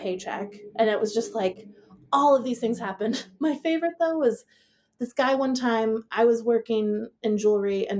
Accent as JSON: {"language": "English", "town": "Seattle", "region": "Washington", "country": "United States", "tie": "born or raised there", "also_born_or_lived": "Manhattan, New York / Portland", "moved": "as an adult", "said": "I was born in Manhattan, grew up in Seattle."}